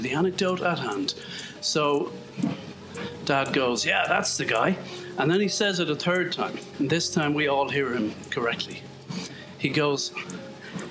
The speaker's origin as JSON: {"language": "English", "country": "Ireland", "said": "I'm Irish"}